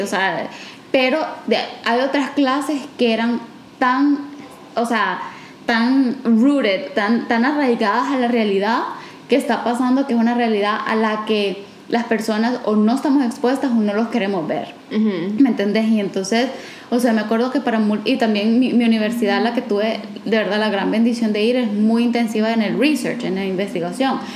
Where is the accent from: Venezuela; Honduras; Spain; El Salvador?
El Salvador